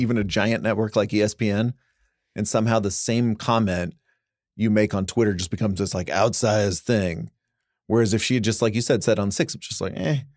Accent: Dallas Fort Worth, Texas, United States; You and I grew up in Dallas Fort Worth.

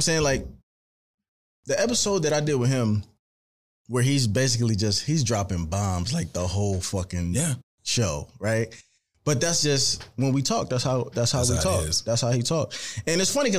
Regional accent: St. Louis, Missouri, United States; now in Philadelphia, United States; I'm from St. Louis and I'm not from Philly

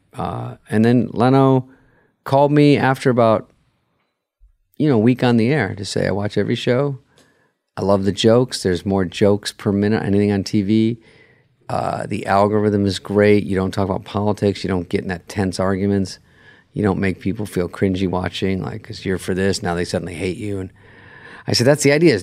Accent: Arizona, United States; I'm from Arizona

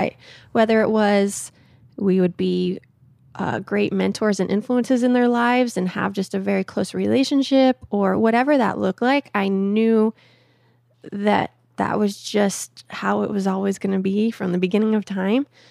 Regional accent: Phoenix, Arizona, United States; in a little suburb of Phoenix called Awatukee

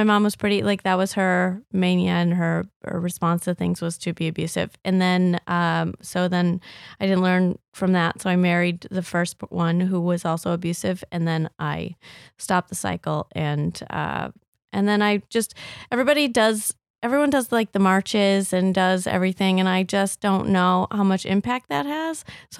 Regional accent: Rockford, Illinois, United States; born there; Okay. I was born in Rockford.

